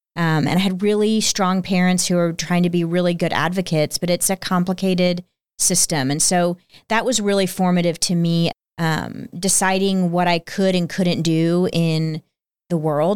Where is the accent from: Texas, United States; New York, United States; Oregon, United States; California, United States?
Texas, United States; Plano; also born or lived in Peoria, Illinois; I was two when we moved to the Dallas area to Plano, Texas. And I was raised there